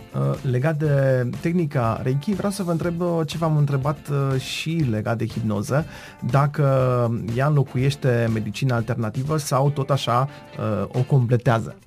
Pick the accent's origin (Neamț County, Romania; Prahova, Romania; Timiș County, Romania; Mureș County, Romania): Mureș County, Romania; Târnăveni; suntem în Târnăveni